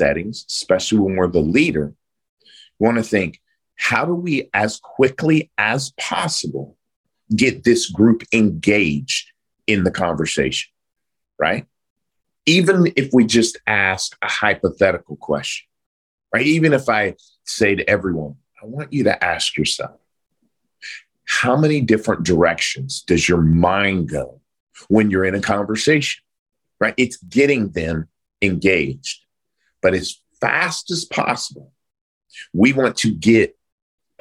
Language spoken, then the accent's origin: English; Oklahoma, United States; I grew up in a small blue collar town in Oklahoma.